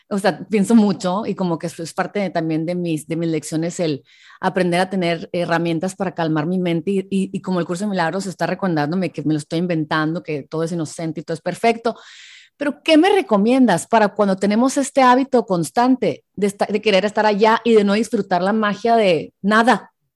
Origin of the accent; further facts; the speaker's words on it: Hermosillo, Sonora, Mexico; now in San Diego, United States; soy mexicana, pero soy de Hermosillo, pero vivo en San Diego